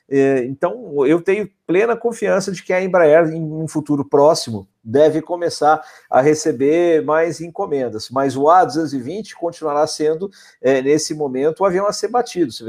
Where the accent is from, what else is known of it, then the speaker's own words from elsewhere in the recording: Brazil; como brasileiros que somos